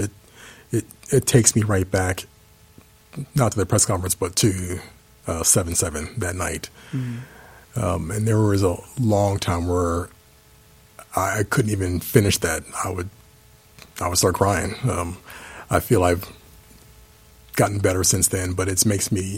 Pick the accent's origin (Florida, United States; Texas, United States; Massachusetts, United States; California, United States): Texas, United States; Dallas; my hometown